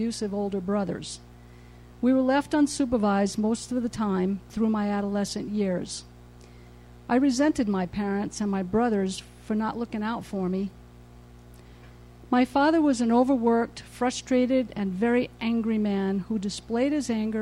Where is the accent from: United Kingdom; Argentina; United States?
United States; New England; I was born in New England into a large family of 15 children